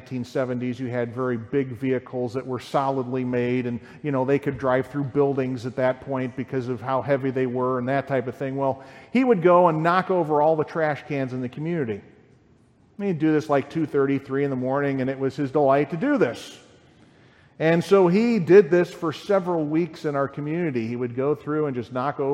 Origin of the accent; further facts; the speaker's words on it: Lyle, United States; I grew up in Lyle, in a nice, quiet community there